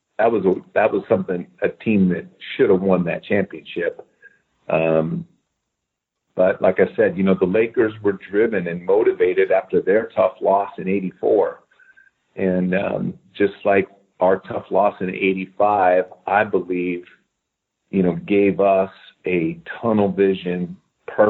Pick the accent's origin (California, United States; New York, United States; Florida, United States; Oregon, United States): Oregon, United States; Eugene; I grew up in Eugene, Oregon